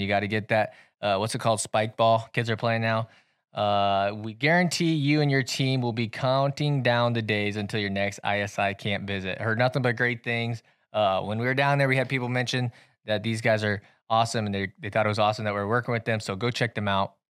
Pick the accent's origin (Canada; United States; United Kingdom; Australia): United States; Centerville; moved away; we had to go down to my hometown